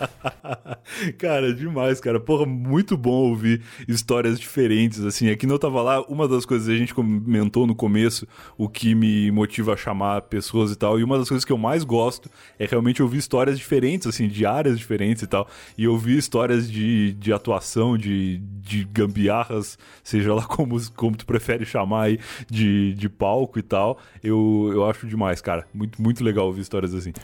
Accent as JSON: {"language": "Portuguese", "area": "Gaúcho", "region": "Rio Grande do Sul", "country": "Brazil", "said": "eu sou gaúcho também"}